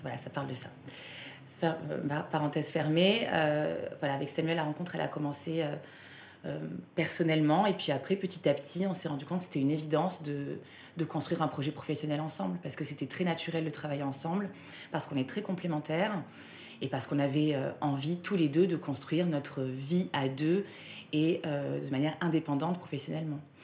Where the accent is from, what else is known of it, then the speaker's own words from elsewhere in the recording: south of France, France; moved away; je viens du sud de la France